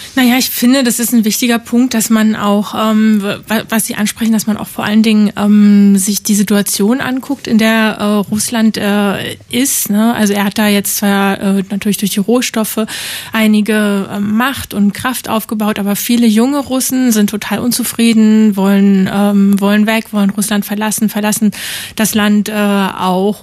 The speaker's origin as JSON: {"language": "German", "area": "GDR", "region": "East Germany", "country": "Germany", "tie": "born or raised there", "said": "Also ich bin in der DDR aufgewachsen."}